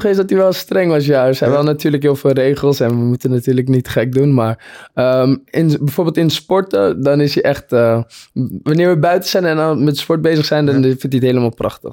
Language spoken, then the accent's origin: Dutch; Purmerend, North Holland, Netherlands; we uit Purmerend kwamen